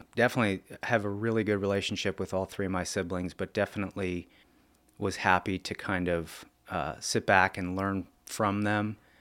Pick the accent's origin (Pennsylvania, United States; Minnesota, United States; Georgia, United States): Pennsylvania, United States; Lebanon; the first four years, I grew up on Oak Street, and that was in Lebanon School District